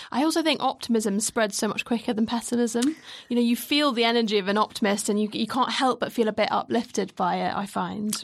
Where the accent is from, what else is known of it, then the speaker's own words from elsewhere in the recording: United Kingdom; we're very British